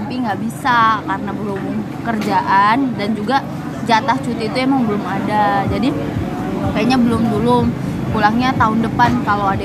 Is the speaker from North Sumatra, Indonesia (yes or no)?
yes; Medan, North Sumatra, Indonesia; ada ada, ada sebenarnya kalau untuk gedung-gedung tinggi sih ada cuman nggak kayak Jakarta ini kan memang pesat banget Setelah kayak udah banyak banget lah gitu kalau di Medan itu